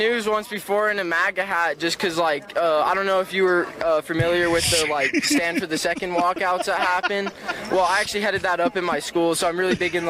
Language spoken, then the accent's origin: English; Albuquerque, New Mexico, United States; I'm from Albuquerque, New Mexico.